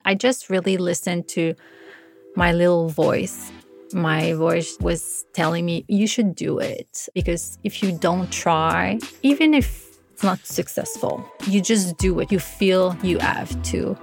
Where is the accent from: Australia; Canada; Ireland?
Canada; Montreal, Quebec; moved away as an adult; I just felt very comfortable in Montreal. It's my hometown